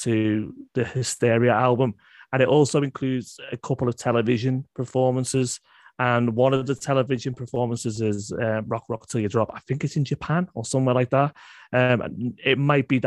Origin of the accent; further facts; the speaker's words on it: United Kingdom; I'm British.